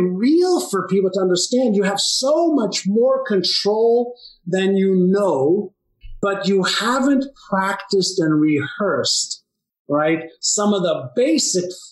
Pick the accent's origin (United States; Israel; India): Israel; Tel Aviv, Tel Aviv District; I was born in Tel Aviv, Israel.